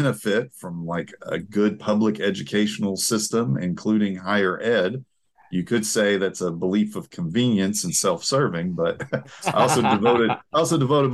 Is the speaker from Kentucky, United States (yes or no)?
yes; Appalachia, Eastern Kentucky, United States; moved away as an adult; also born or lived in Texas; now in Portland, United States; I'm from Eastern Kentucky, Appalachia.